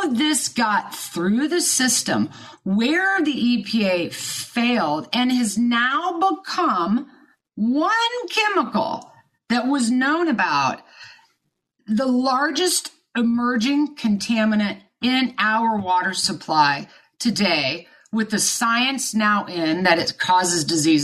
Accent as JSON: {"language": "English", "region": "Kansas", "country": "United States", "tie": "born or raised there", "said": "I was born and raised in Kansas"}